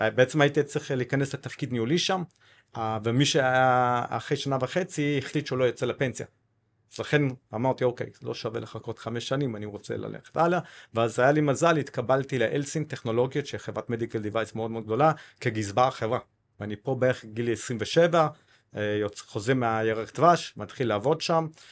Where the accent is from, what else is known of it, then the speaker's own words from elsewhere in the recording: Cape Town, Western Cape, South Africa; Hebrew is a second language; moved away as an adult; also born or lived in Kibbutz Na'an, Israel / Haifa, Israel; now in Israel; אני בן 49, בדרום אפריקה, בקייפטאון